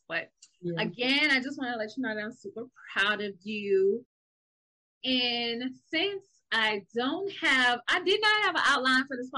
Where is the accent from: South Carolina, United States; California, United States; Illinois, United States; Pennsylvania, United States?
South Carolina, United States; accent: Geechee/Gullah; we from South Carolina. And we speak a language called Dichigala